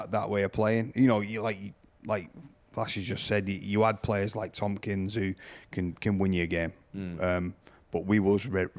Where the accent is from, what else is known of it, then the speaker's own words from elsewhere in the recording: Salford, North West England, United Kingdom; I don't think he realised I was a Saints lad at first, honestly, because I come from Salford.